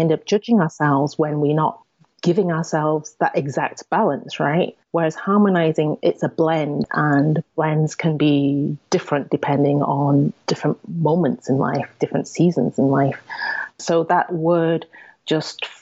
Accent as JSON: {"language": "English", "region": "England", "country": "United Kingdom", "tie": "born or raised there", "said": "I'm Asian, Chinese to be specific, and I was born and raised in England, and in a small town, predominantly white"}